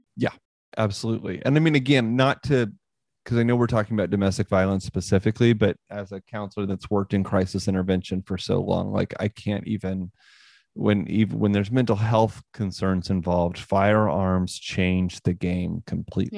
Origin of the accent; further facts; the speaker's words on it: Northwest Missouri, United States; I grew up in Northwest Missouri